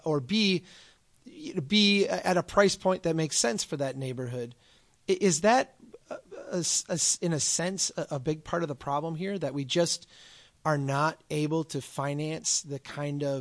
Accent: Minnesota, United States; I'm from Minnesota.

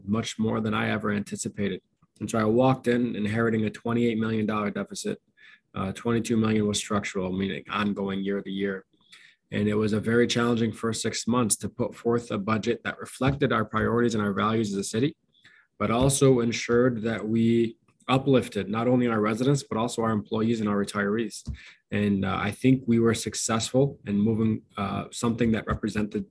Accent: Dearborn, Michigan, United States; born or raised there

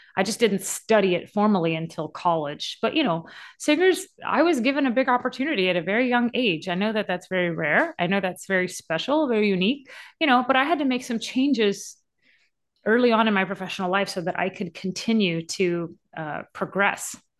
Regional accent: Louisiana, United States; I grew up in Louisiana.

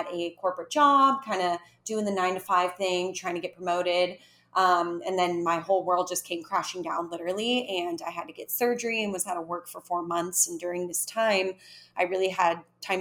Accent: California, United States; moved away as an adult; now in Mexico; I am originally from California and currently living in Mexico for now

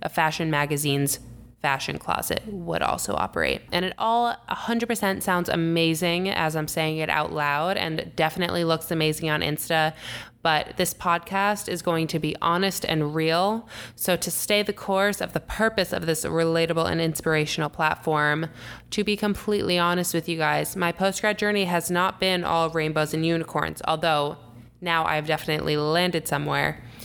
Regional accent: Long Island, New York, United States; also born or lived in Syracuse, United States; now in New York City, United States; I grew up on Long Island

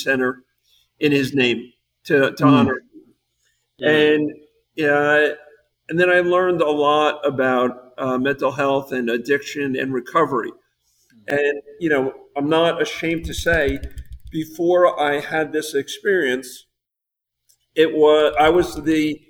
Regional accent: New Jersey, United States; moved away as an adult; also born or lived in South Florida; I grew up in New Jersey

